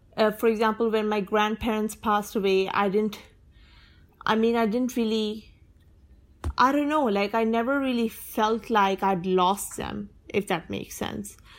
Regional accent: Pakistan; I'm a Sunni and I'm a Pakistani

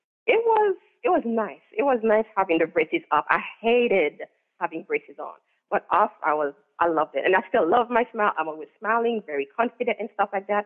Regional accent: Haiti; now in New Hampshire, United States; I grew up in Haiti

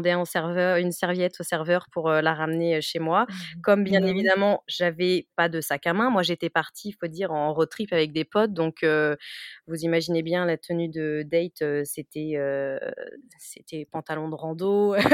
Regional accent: France; accent: Frenchy; est-ce qu'elle va me comprendre avec mon accent Frenchy euh, Ça fait quand même dix ans que j'ai pas parlé espagnol

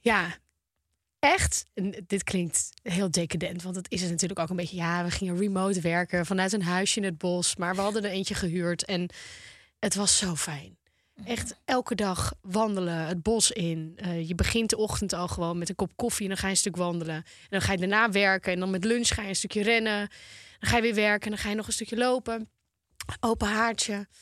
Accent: Volendam, North Holland, Netherlands; Ik kom uit Volendam, jongens. Wij zijn gebouwd op roddels

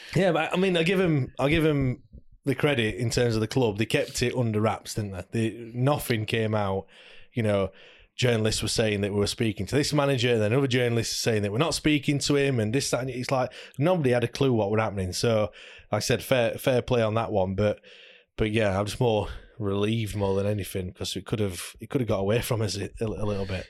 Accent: Sheffield, Yorkshire and the Humber, United Kingdom; we're from Sheffield

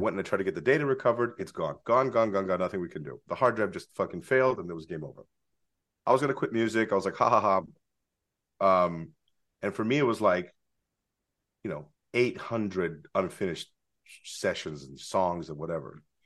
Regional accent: San Francisco, California, United States; moved away as an adult; also born or lived in Los Angeles; now in San Francisco, United States; When I was growing up in San Francisco

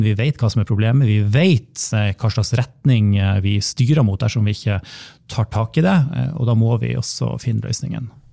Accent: Vesterålen, Nordland, Norway; also born or lived in Berlin, Germany; now in Bodø, Norway; oppe i Vesterålen, der jeg kommer ifra

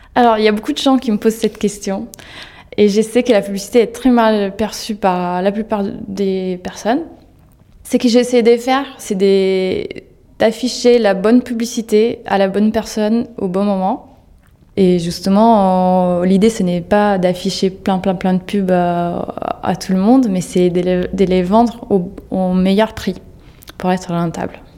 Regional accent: Italy; French is a second language; moved away as an adult; now in Paris, France; géographiquement, je viens d'Italie

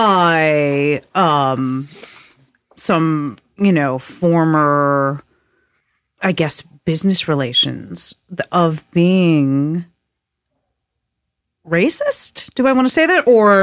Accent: New York City, New York, United States; growing up in New York and writing graffiti.

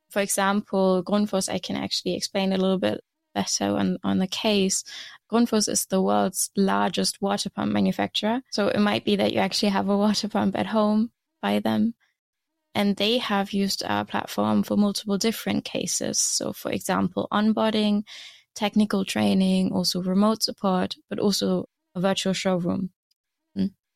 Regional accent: Germany; moved away as an adult; now in Aarhus, Denmark; I am originally from Germany, and I moved to Denmark to study

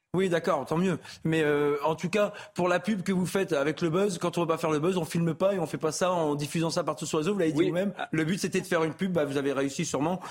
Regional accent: France; J'ai toujours respecté les lois de mon pays. La France, c'est un magnifique pays

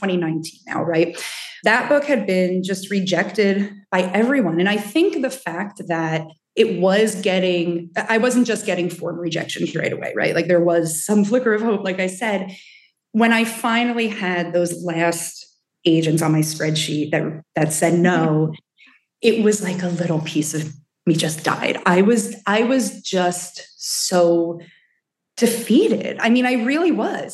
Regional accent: New Jersey, United States; mostly I've spent most of my life here in New Jersey

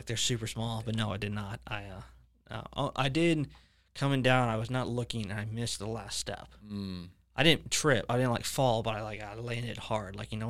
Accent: Leesburg, Florida, United States; also born or lived in Orlando, Florida; I was raised in Leesburg, but, you know, born in Orlando.

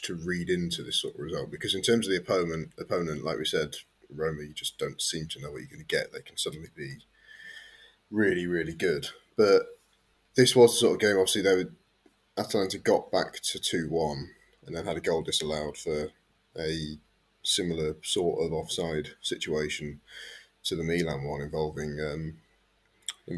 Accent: England, United Kingdom; me and Kev being English

